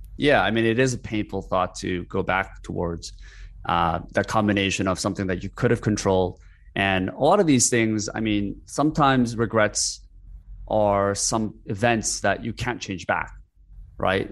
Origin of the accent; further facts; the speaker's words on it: South Korea; moved away; I grew up in Korea for, kind of like, for seven, eight years, and even with Korean parents